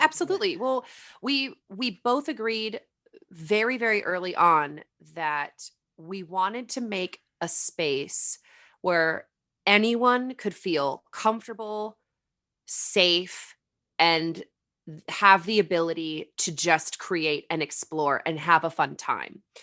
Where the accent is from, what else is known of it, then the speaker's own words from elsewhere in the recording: California, United States; also born or lived in Arizona / Colorado / Tennessee / New York; born and raised in California